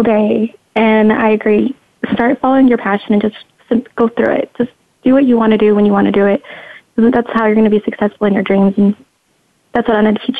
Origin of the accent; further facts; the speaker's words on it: Nebraska, United States; moved away; also born or lived in Reno, Nevada; I am originally from Nebraska, Reno, Nevada, as well.